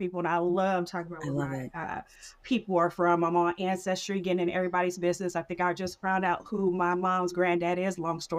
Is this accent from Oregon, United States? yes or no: no; Richmond, California, United States; accent: Southern; also born or lived in Vallejo, California; I was born in the same hospital as my mom in Vallejo. And she and my dad got married. And my dad's from Richmond, California. He moved here when he was about 4 or 5 with his extended family. And I was raised in Richmond all my life.